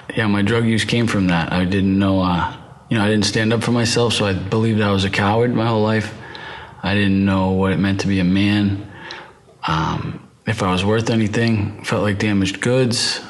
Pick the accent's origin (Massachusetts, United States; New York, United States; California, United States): Massachusetts, United States; right outside of Boston; I'm from the East Coast, from Massachusetts, right outside of Boston